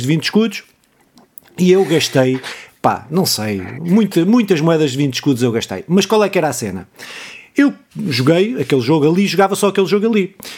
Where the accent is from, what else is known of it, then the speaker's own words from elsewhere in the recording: Pontével, Santarém District, Portugal; na minha terra, nos Casais dos Lagartos